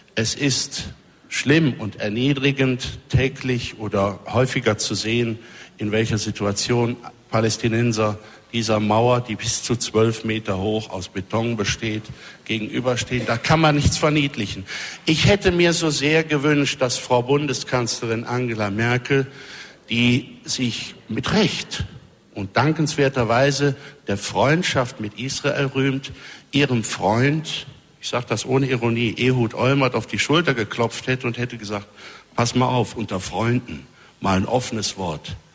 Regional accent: Germany; Wir haben ja als Deutsche

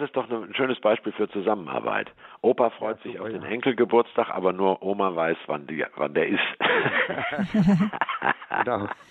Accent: Hamburg, Germany; now in Swabia, Germany; Ich bin ja Hamburger, lebe nur in Schwaben.

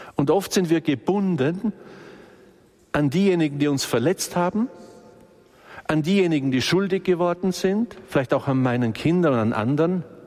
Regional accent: Balderschwang, Bavaria, Germany; das war bei uns alles nicht so einfach im Balderschwang, weil wir im Außenbereich sind

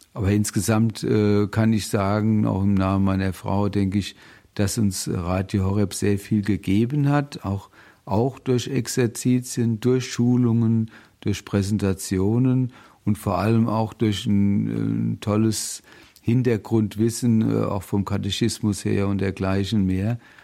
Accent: Bingen am Rhein, Rhineland-Palatinate, Germany; now in Mainz, Germany; Ich komme aus dem schönen Rheinhessen bin da auch geboren in Bingen im Heiliggeist

